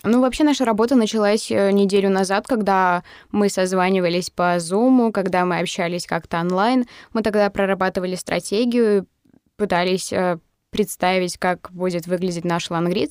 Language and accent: Russian; Mari El, Russia; я из Мариэл